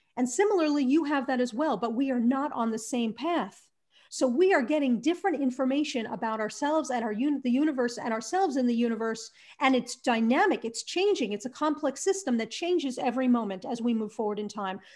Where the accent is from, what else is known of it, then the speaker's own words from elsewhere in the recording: New Jersey, United States; moved away as an adult; also born or lived in Arizona; I grew up in New Jersey